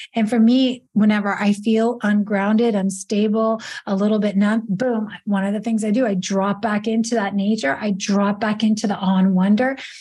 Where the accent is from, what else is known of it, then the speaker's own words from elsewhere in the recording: Italy; moved away; I grew up in Italy